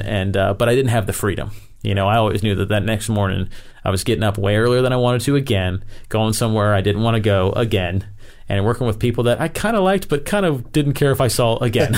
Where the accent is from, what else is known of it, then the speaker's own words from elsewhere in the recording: Tampa, Florida, United States; I grew up in Florida, uh, in the Tampa area.